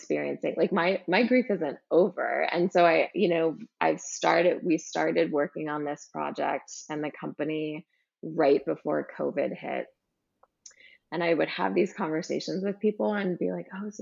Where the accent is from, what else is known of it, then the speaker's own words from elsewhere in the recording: California, United States; I grew up in California on the beach